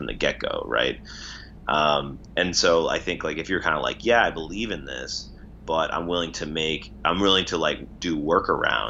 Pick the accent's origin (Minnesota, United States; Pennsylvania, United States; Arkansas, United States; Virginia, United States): Minnesota, United States; moved away as an adult; now in San Francisco, United States; growing up in Minnesota, working in that sort of business environment.